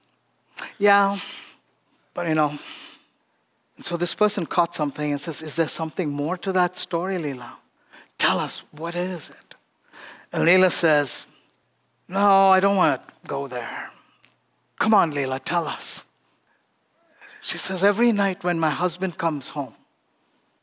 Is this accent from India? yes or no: yes; India; born or raised there; moved away